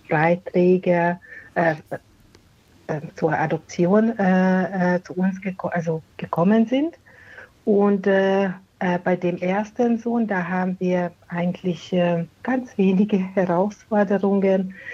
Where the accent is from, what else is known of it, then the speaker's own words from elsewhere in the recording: Hungary; Äh, die kommen aus Ungarn. Wir sind gebürtige Ungarn